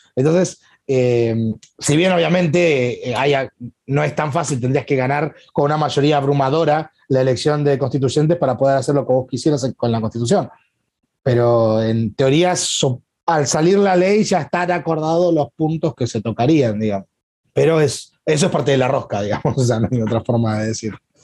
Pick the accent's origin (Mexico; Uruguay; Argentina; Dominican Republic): Argentina; Tierra del Fuego; also born or lived in Corrientes, Argentina; mi Tierra del Fuego es mi provincia